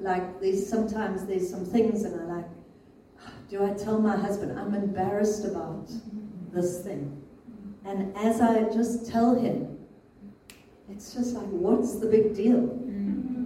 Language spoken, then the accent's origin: English; England, United Kingdom; as an English person